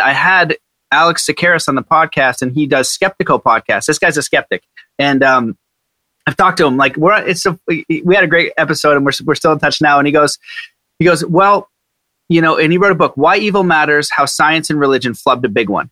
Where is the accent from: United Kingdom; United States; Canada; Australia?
Canada; I'm Canadian